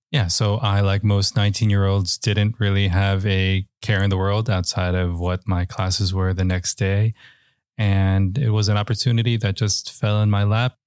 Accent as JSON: {"language": "English", "town": "New York City", "region": "New York", "country": "United States", "tie": "born or raised there", "also_born_or_lived": "Westchester", "said": "I grew up in the Bronx and, uh, and in Westchester"}